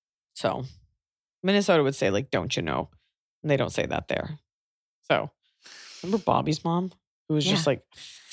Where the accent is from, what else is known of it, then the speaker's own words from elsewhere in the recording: Australia; accent: Australian; Thank you for acknowledging my Australian accent.